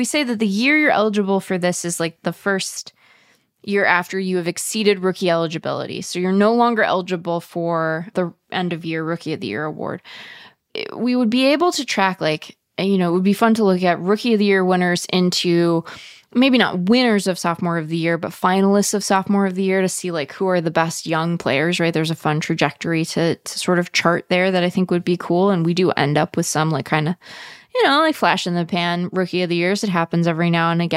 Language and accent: English; West Coast, United States; I'm from the West Coast